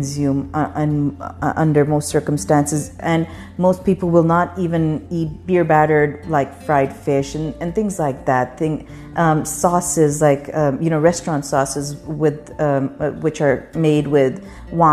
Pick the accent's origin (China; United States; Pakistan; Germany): Pakistan; When I grew up in Pakistan, none of the women in my family did